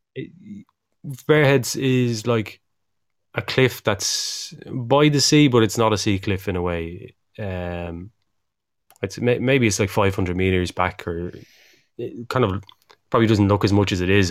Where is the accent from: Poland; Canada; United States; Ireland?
Ireland